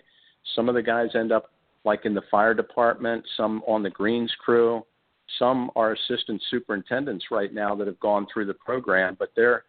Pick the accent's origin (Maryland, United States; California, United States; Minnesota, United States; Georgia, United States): Maryland, United States; now in Orlando, United States; Growing up in Maryland.